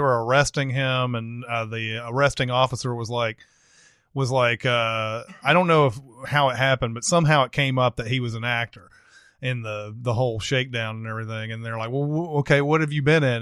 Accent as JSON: {"language": "English", "region": "the South", "country": "United States", "said": "I'm from the South"}